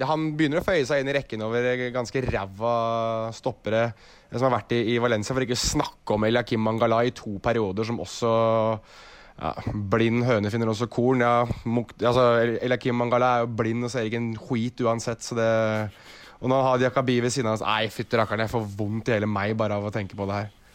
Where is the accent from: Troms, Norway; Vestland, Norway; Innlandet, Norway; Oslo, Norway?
Oslo, Norway; jeg er jo fra Oslo sentrum